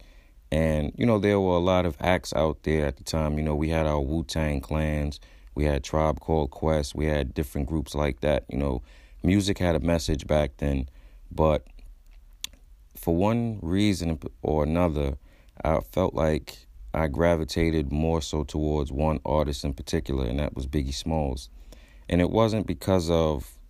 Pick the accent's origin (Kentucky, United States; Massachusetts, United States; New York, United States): New York, United States; New York City; growing up in Brooklyn